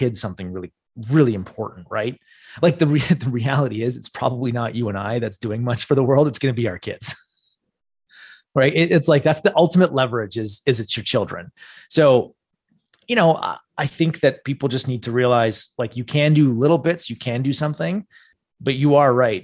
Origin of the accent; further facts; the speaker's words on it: Canada; the problem with being Canadian